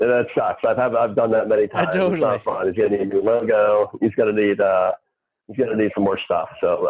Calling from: Texas, United States; I'm coming from Texas, so don't tell anyone I'm coming. It's pretty much a mess down here right now.

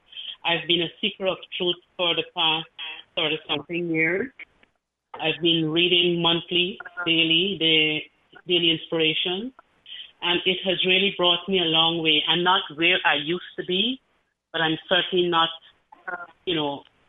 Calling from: Maryland, United States; I'm calling from Maryland.

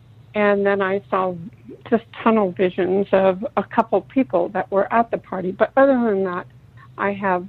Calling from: San Francisco Bay Area, California, United States; I'm calling from the Bay Area.

